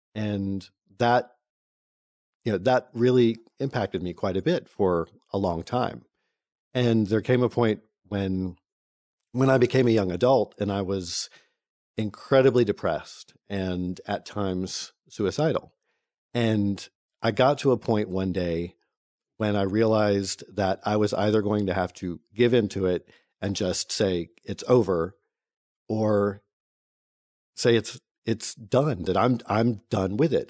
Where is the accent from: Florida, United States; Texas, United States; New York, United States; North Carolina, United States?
North Carolina, United States; I was born in North Carolina a million years ago